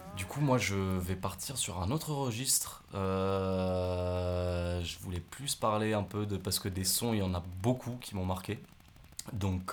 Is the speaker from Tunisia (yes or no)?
yes; Tunisia; now in France; Tunisie, mon pays, mon pays natal